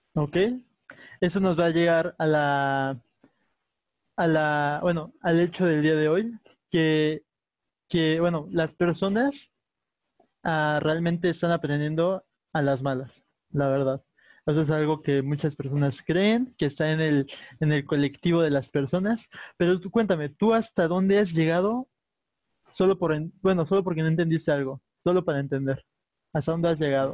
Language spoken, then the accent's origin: Spanish; Mexico; nosotros como mexicanos